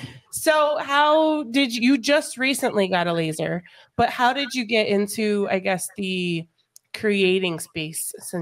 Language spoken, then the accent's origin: English; Colorado, United States; moved away; So I'm from Colorado, and there's a lot of snow in Colorado